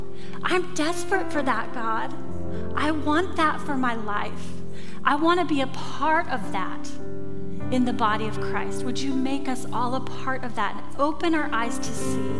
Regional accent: rural Oklahoma, United States; moved away; I grew up in Oklahoma, rural Oklahoma.

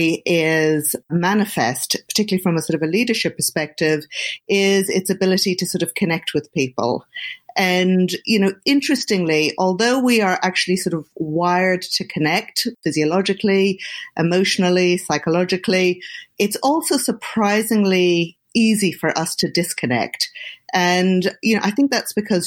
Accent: Dublin, Leinster, Ireland; moved away as an adult; also born or lived in United Kingdom; now in Boston, United States; I grew up in Ireland, in Dublin

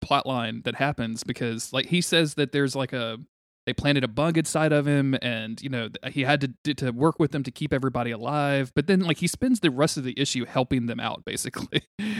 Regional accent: North Louisiana, United States; accent: North Louisiana

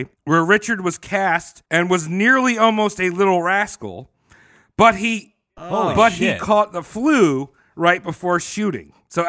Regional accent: New Zealand; As a Kiwi, I sucked.

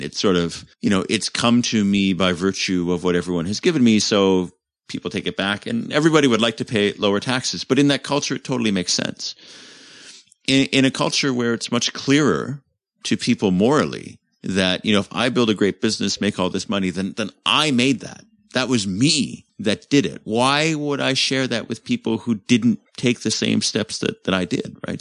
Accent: Canada; moved away; also born or lived in United Kingdom; as a Commonwealth citizen, as a Canadian

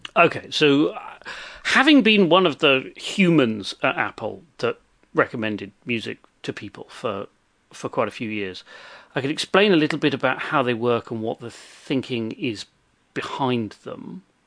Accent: England, United Kingdom; I'm from England

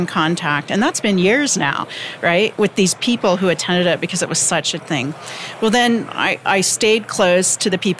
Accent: Midwestern U.S., United States; Growing up in Midwestern U.S. with very few connections

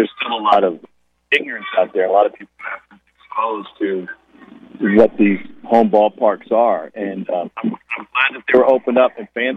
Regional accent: Columbia, Missouri, United States; I grew up in Columbia, Missouri

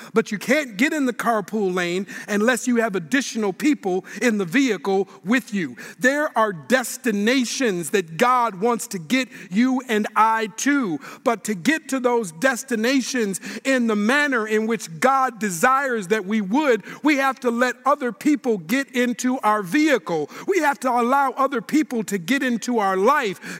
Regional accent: Minneapolis, Minnesota, United States; now in Sacramento, United States; I live in Sacramento, California, where I serve as a pastor, but I'm born and raised in Minneapolis, Minnesota

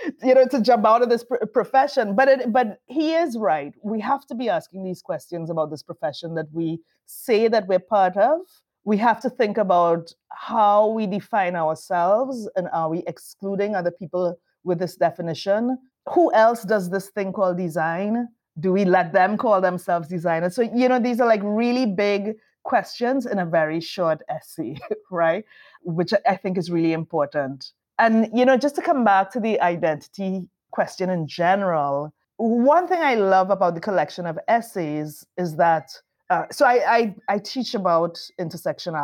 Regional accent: Trinidad & Tobago; moved away; we're Trinidadian

